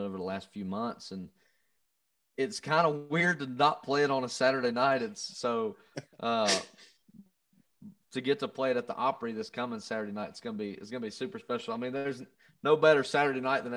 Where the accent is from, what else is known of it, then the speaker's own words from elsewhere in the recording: Covington, Georgia, United States; moved away; I grew up in Covington, Georgia, and my hometown, my hometown is known for film and movies and TV shows